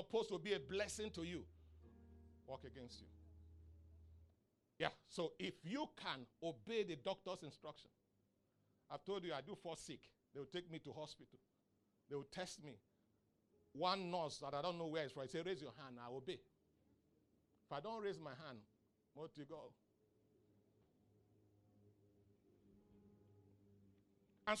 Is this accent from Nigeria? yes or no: yes; Nigeria